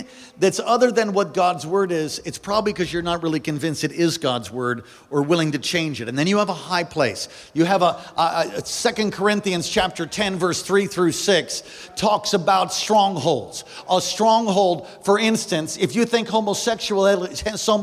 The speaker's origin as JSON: {"language": "English", "region": "East Coast", "country": "United States", "moved": "yes", "said": "I am from the East Coast, and occasionally I say words like, you know, like"}